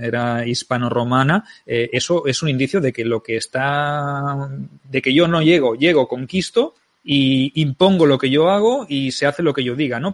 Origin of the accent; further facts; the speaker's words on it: Barcelona, Catalonia, Spain; soy de Barcelona